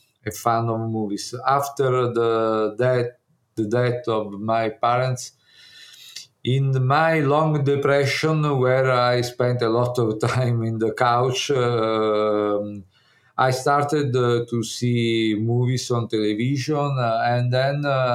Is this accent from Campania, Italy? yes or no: yes; Naples, Campania, Italy; English is a second language; I was born in Naples. I grew up in Naples